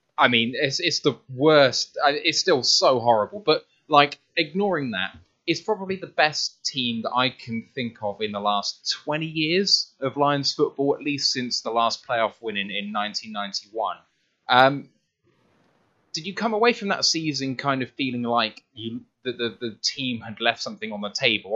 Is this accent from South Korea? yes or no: no; United Kingdom; as a Brit